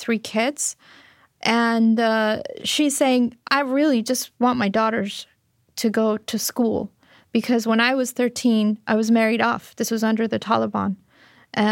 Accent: Fremont, California, United States; moved away as an adult; also born or lived in Afghanistan; now in Istanbul, Turkey; When I was growing up in Fremont, California

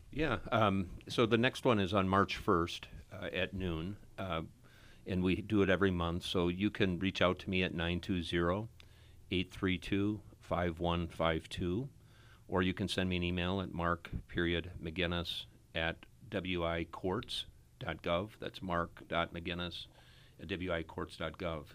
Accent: Appleton, Wisconsin, United States; I grew up in Appleton. I, we have six kids in our family and we all went to Appleton West

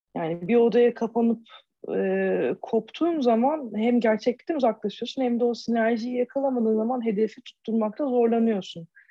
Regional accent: Turkey; moved away; bir Türk olarak

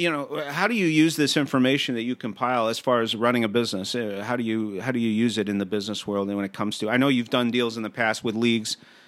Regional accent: Montreal, Quebec, Canada; my hometown, the Montreal Expos

